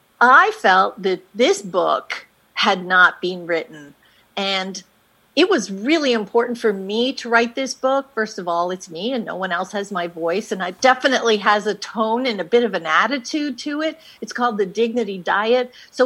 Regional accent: Canada; now in United States; But then we moved to the States, and I wasn't able to work in the States. I came from Canada, actually, and so I went to law school.

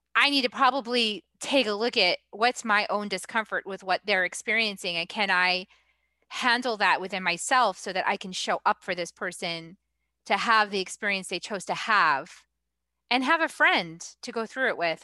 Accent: New England, United States; moved away; I'm from New England

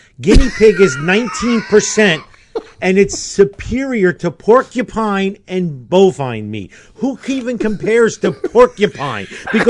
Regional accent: United States; as an American

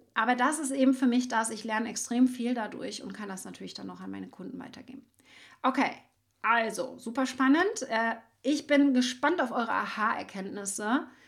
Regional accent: Schwerin, Mecklenburg-Vorpommern, Germany; ich bin ja aus Mecklenburg-Vorpommern in Schwerin

